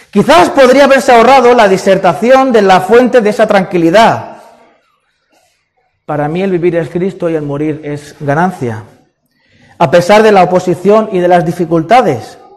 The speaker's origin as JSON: {"language": "Spanish", "town": "Sanlúcar de Barrameda", "region": "Andalusia", "country": "Spain", "also_born_or_lived": "Madrid", "said": "Es que yo nací en Madrid. Ah, entonces tú eres madrileño. No, yo me considero sanluqueño. Los sanluqueños nacen donde quieren, ¿no?"}